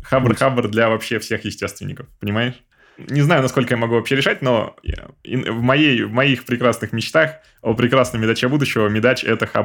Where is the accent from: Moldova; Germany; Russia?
Germany; Clausthal, Lower Saxony; Uh, не, я не из Берлина, я из Клаусталя, это под Ганновером.